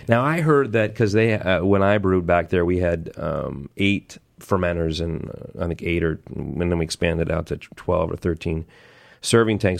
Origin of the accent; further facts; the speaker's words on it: Southern California, United States; moved away as an adult; I grew up in Southern California